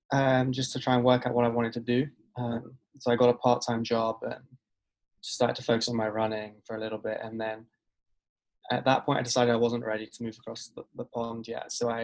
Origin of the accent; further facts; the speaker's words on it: England, United Kingdom; now in United States; So growing up in England, I guess, like most kids in England, I wanted to play football, or soccer, as you guys call it over here.